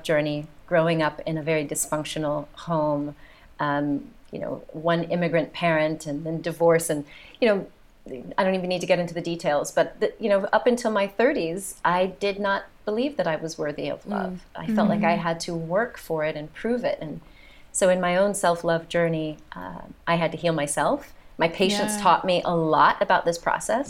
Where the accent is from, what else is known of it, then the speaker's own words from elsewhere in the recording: United States; accent: American; moved away as an adult; also born or lived in south of France; now in France; you can tell by my accent, I'm the American here.